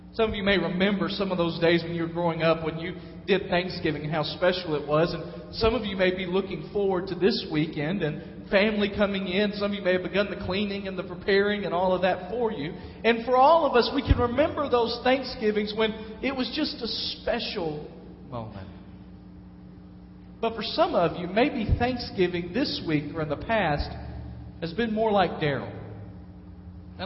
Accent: Dyersburg, Tennessee, United States; moved away; I grew up in Dyersburg

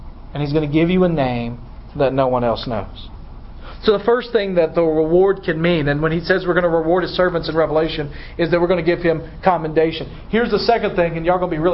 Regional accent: Dyersburg, Tennessee, United States; I'm from Dyersburg

